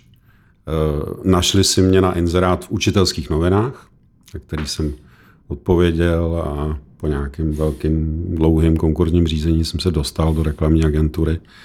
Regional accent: Czechia; My jsme jako Češi

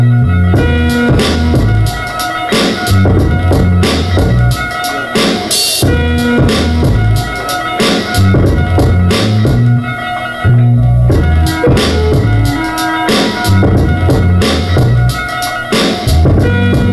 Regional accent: Oakland, California, United States; moved away; I'm a producer from Oakland, California

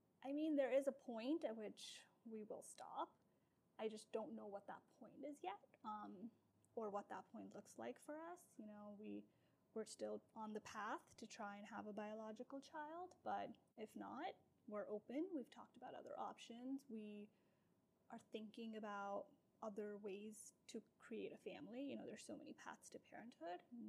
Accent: Pakistan; moved away; I was born and raised in Pakistan

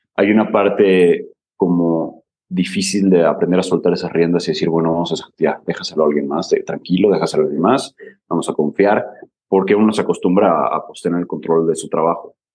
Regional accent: Mérida, Yucatán, Mexico; also born or lived in Barcelona / Scotland; somos de Mérida, queremos llegar a otra parte, pero estamos en Mérida

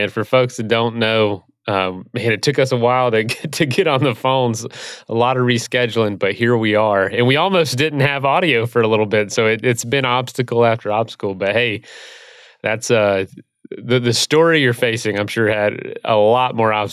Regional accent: Ithaca, New York, United States; actually quite a bit easier after uh, growing up in Ithaca.

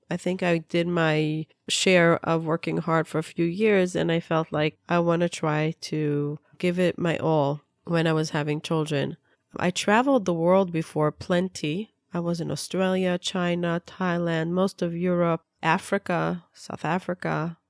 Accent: Israel; also born or lived in Peoria, Illinois, United States; I was born in Peoria, Illinois. My parents moved to Israel when I was two years old. I grew up in Israel

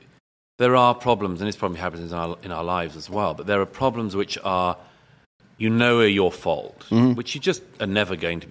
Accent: London, United Kingdom; I was brought up in West London.

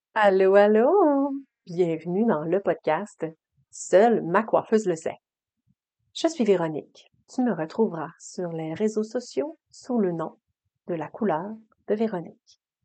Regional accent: Quebec, Canada; accent: Saguenay-Lac-Saint-Jean; je viens d'une famille du Saguenay-Lac-Saint-Jean

